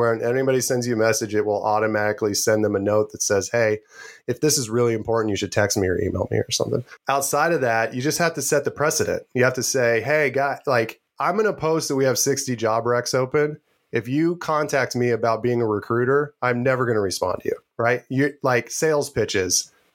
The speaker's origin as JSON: {"language": "English", "town": "Anderson", "region": "Indiana", "country": "United States", "tie": "born or raised there", "also_born_or_lived": "Spokane, Washington / Boston", "moved": "as an adult", "said": "I grew up in Anderson. I was born in Spokane, Washington, but I lived in Anderson from 2 years old to graduating college"}